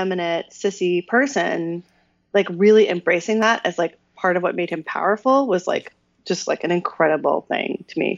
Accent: Canada; I'm a Canadian

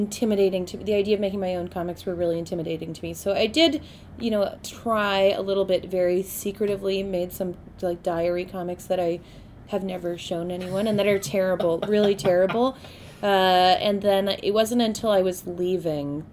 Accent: Victoria, British Columbia, Canada; moved away as an adult; also born or lived in Montreal; I grew up in Victoria, very close to here.

